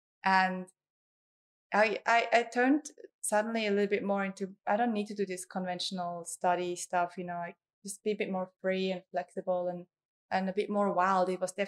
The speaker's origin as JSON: {"language": "English", "region": "Bern", "country": "Switzerland", "tie": "born or raised there", "also_born_or_lived": "Geneva"}